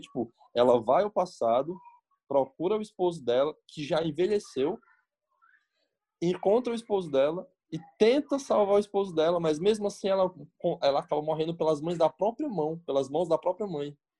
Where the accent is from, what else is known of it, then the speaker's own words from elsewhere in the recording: Brazil; eu sou brasileiro